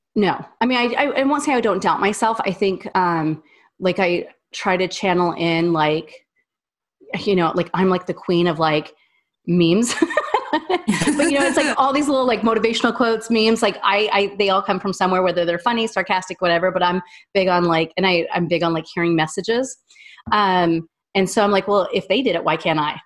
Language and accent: English; Wyoming, United States; also born or lived in Orlando; now in Nashville, United States; I'm from Wyoming.